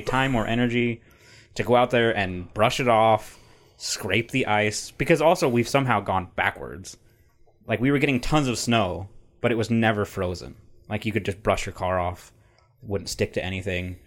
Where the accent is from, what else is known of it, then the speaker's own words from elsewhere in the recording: Utah, United States; I'm from Utah